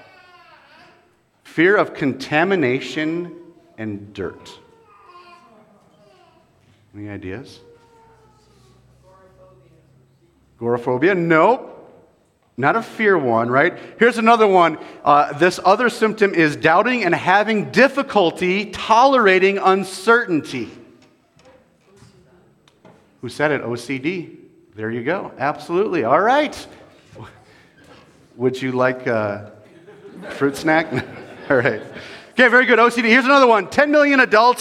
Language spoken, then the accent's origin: English; California, United States; moved away as an adult; now in Colorado, United States; I'm actually from California.